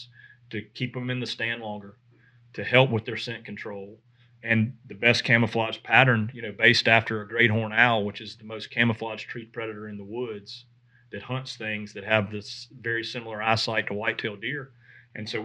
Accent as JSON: {"language": "English", "region": "the South", "country": "United States", "tie": "born or raised there", "said": "growing up in the South and being a whitetail guy"}